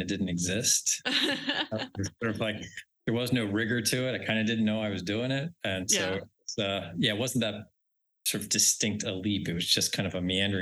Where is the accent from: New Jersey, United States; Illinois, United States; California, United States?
New Jersey, United States; Haddon Heights; moved away as an adult; also born or lived in New York City / West Midlands, England; I grew up in a little suburban town in South Jersey outside Philadelphia called Haddon Heights